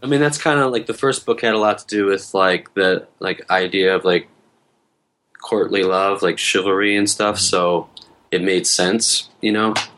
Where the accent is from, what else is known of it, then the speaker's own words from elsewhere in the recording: Detroit, Michigan, United States; moved away as an adult; also born or lived in Hamtramck; now in South Korea; I'm from Detroit